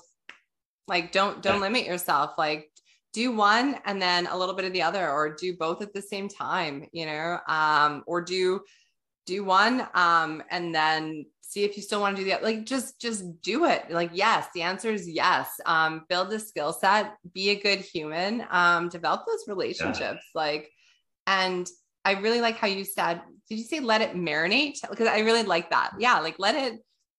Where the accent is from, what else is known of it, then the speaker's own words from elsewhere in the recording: Canada; we're Canadian